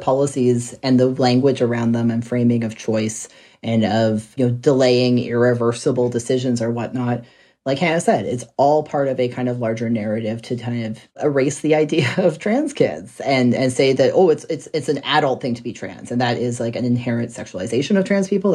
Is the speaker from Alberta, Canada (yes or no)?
yes; Red Deer, Alberta, Canada; my hometown in Red Deer